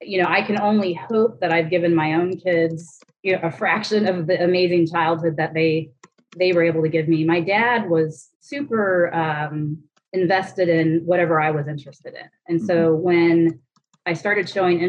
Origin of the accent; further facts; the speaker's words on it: Indianapolis, Indiana, United States; I grew up out by Eagle Creek